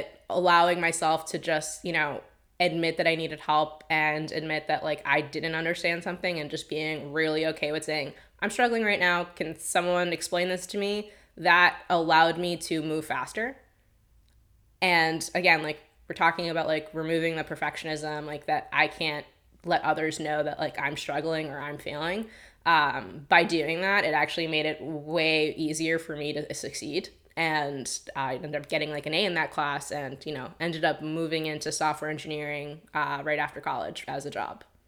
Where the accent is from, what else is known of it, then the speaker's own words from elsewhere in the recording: Long Island, New York, United States; moved away; I'm from Long Island, technically.